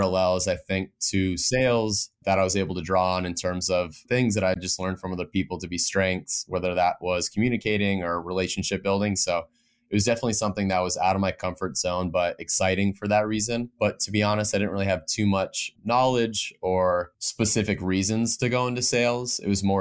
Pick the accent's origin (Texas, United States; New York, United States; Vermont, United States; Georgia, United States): Vermont, United States; moved away; born and raised in Vermont, which I'm lucky to be back home right now